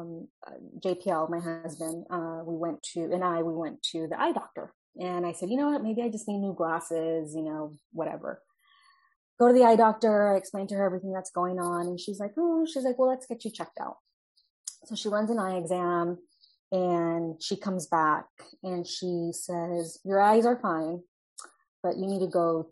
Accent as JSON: {"language": "English", "town": "Fontana", "region": "California", "country": "United States", "tie": "born or raised there", "also_born_or_lived": "Santa Barbara, California", "moved": "yes", "lives_now": "Inglewood, United States", "said": "I am a Southern California native, born and raised in Fontana"}